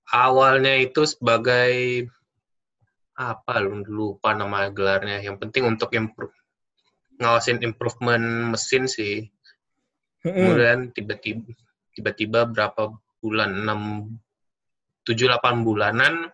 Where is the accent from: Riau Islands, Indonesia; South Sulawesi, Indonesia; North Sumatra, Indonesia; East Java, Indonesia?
Riau Islands, Indonesia; Batam; Gua asal dari Batam sama kayak lu. SMA sama.